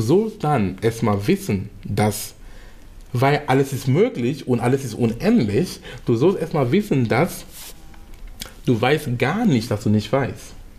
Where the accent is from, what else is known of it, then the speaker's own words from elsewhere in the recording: Cameroon; in Kamerun sein, wo ich herkomme